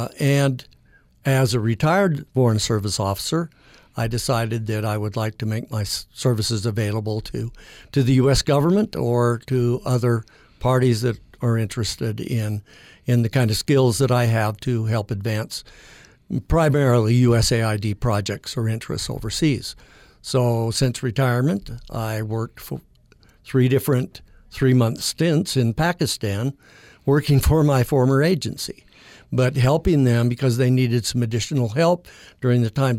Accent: Logan, Utah, United States; now in St. George, United States; Born and raised in Logan. And, of course, went to school here as well.

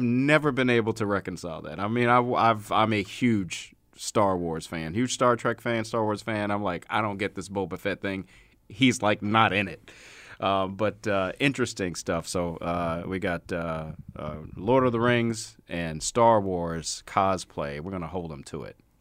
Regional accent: Baltimore, Maryland, United States; moved away; my hometown of Baltimore.

